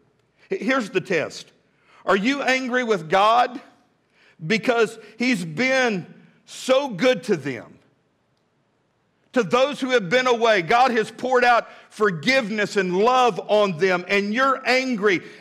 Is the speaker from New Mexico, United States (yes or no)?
no; Midland, Texas, United States; now in Fort Smith, United States; when I was a boy growing up in Midland, Texas